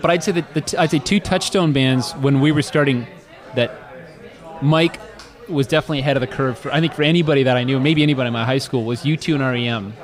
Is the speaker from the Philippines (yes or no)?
no; Oshawa, Ontario, Canada; moved away; also born or lived in Kingston; growing up in Oshawa